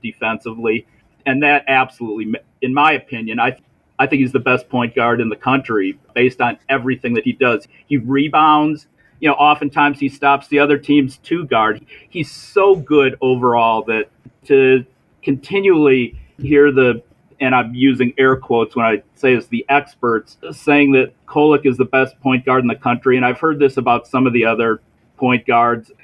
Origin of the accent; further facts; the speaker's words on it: Milwaukee, Wisconsin, United States; I'm from Milwaukee